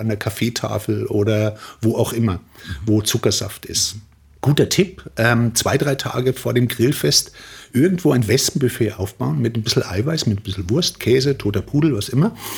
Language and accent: German; Germany; now in Austria; als Deutscher